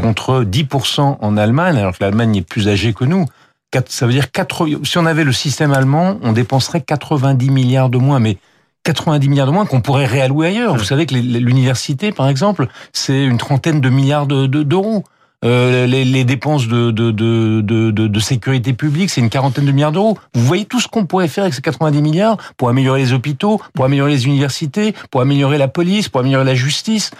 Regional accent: France

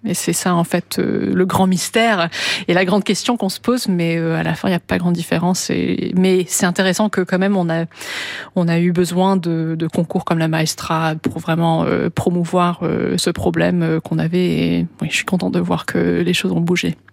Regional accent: London, United Kingdom; moved away; je suis née à Londres, j'ai grandi à Londres

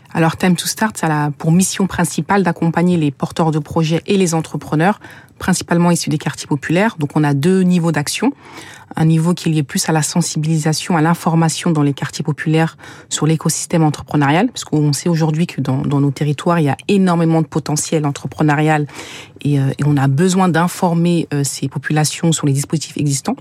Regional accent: Sevran, Île-de-France, France; j'ai grandi à Sevran

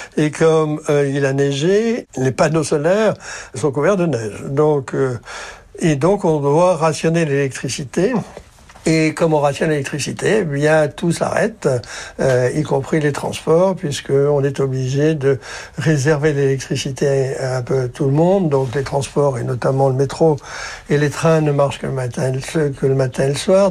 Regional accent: Brittany, France; Quand j'étais enfant en Bretagne

